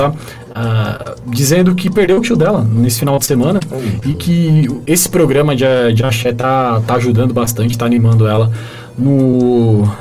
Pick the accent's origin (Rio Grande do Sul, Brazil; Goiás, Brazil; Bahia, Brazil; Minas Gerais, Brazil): Minas Gerais, Brazil; Sempre provocação comigo, que sou mineirinho, né, torcer pro Cruzeiro.